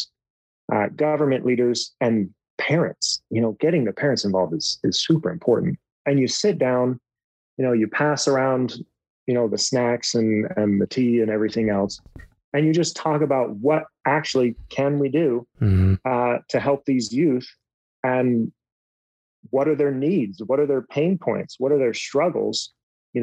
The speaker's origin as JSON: {"language": "English", "country": "United States", "said": "I'm an American"}